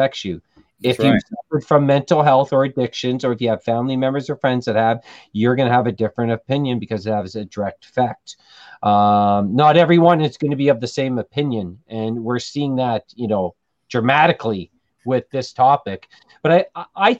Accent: Thunder Bay, Ontario, Canada; now in Timmins, Canada; I'm originally from Thunder Bay

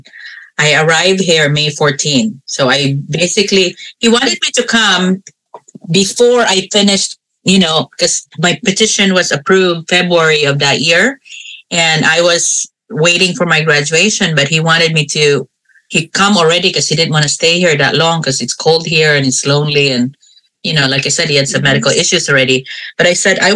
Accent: Bukidnon, Northern Mindanao, Philippines; moved away as an adult; now in San Francisco, United States; I grew up in Bukidnon, Philippines.

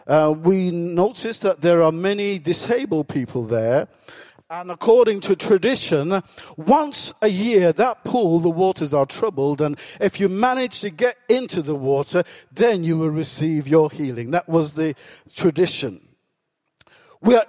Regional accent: England, United Kingdom; I was born in this country

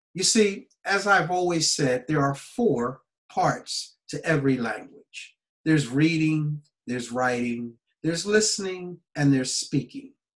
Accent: United States; moved away; my home country, USA

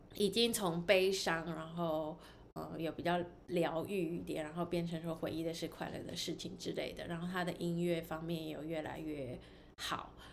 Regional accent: Taiwan; now in United States; 我是在亚洲长大，然后可是现在，现在在美国大概快十年了吧

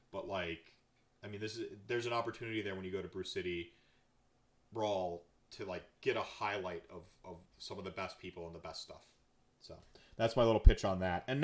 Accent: North Carolina, United States; also born or lived in Minnesota / Wisconsin / New York City; now in Milwaukee, United States; I was nomadic. Uh, you know, I grew up in North Carolina, Minnesota, Wisconsin, New York City, even for a spell.

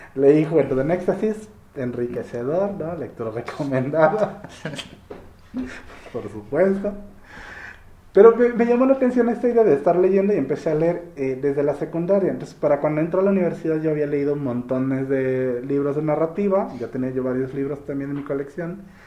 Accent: Soledad de Doblado, Veracruz, Mexico; also born or lived in Orizaba; yo soy de Orizaba, pero crecí aquí por Veracruz, ¿no? Pueblito que se llama Soledad Doblada

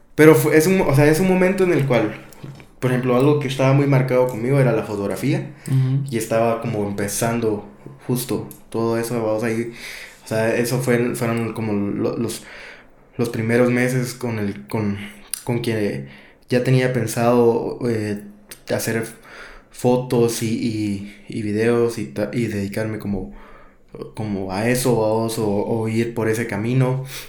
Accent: Guatemala; me crié en Guato

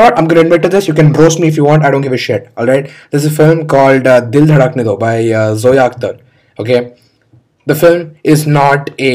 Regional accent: India; I'm an Indian

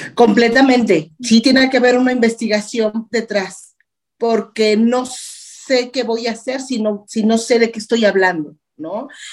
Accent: Mexico; en mi país, eh, de mi casa, de mi entorno

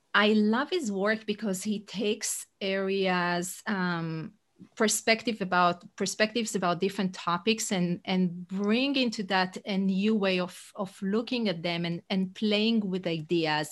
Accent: Israel; English is a second language; moved away as an adult; now in United States; I'm originally from Israel, but fifteen years in the U S.

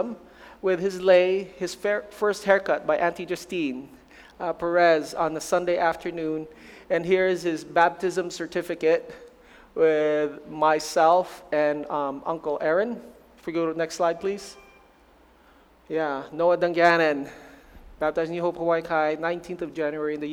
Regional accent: Philippines; moved away; I'm Filipino to the max, born in the Philippines, raised in the Philippines.

